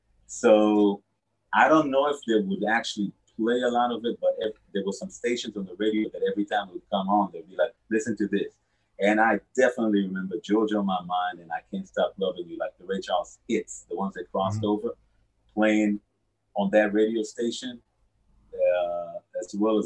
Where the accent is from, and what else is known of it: Israel; born or raised there